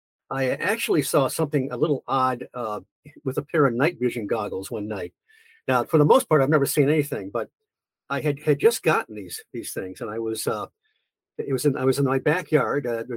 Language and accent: English; near the Detroit area, Michigan, United States; moved away as an adult; now in Point Pleasant, United States; I grew up in Michigan, near the Detroit area.